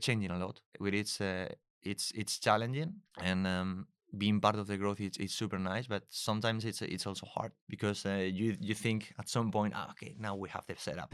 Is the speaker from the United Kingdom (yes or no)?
no; Spain; moved away as an adult; also born or lived in Germany / Munich; I'm originally from Spain